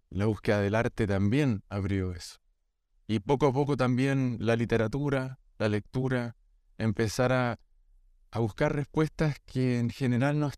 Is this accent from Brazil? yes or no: yes; Brazil; born there; por accidente también yo nací en Brasil en ese tiempo